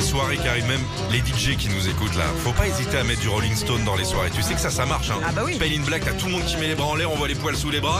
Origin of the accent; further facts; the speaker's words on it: Cergy, Île-de-France, France; je viens de Sergi Pontoise